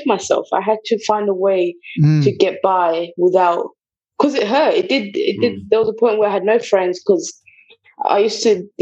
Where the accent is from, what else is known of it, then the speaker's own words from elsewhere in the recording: England, United Kingdom; English is a second language; also born or lived in Bulawayo, Zimbabwe; I grew up in England